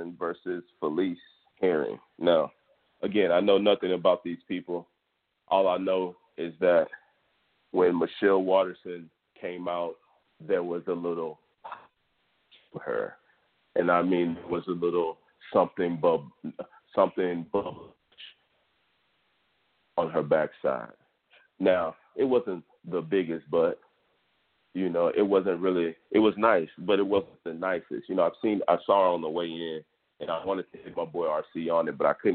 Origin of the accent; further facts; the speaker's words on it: Houston, Texas, United States; Houston, Texas, my hometown